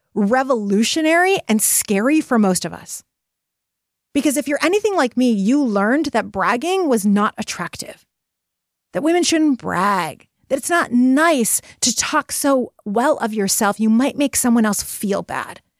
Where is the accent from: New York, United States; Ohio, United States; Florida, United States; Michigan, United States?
Michigan, United States; Detroit; I am from Detroit